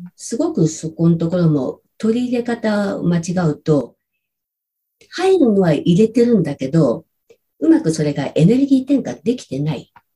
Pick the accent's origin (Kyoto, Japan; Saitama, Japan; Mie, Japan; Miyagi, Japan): Saitama, Japan; rural; moved away as an adult; also born or lived in Tokyo; 埼玉のど田舎です。